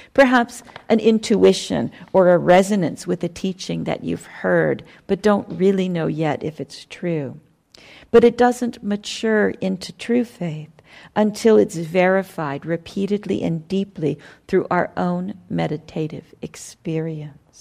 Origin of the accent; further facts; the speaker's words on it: United States; I'm an American